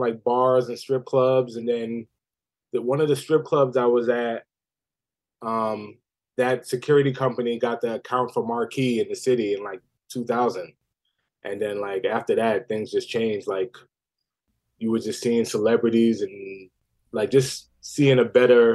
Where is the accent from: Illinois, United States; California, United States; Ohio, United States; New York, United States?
New York, United States; New York City; I was in Queens, South Ozone Park, until like second grade.